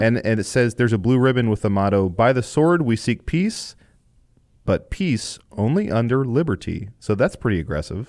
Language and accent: English; Illinois, United States; I was born in Illinois